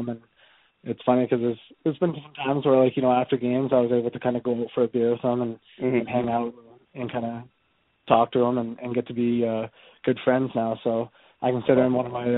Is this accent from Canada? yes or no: yes; Ladner, British Columbia, Canada; also born or lived in Vancouver, Canada; I played with Sam growing up, and it's funny, he's probably 3 houses down from where my parents lived back in Ladner